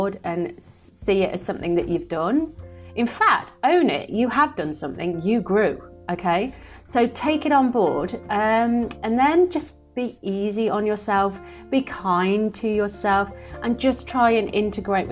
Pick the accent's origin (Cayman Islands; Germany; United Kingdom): United Kingdom; Midlands; now in London, United Kingdom; I'm from the Midlands